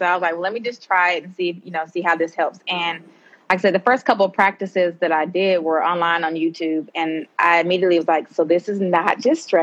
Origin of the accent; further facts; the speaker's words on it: Decatur, Georgia, United States; I am originally from Decatur, Georgia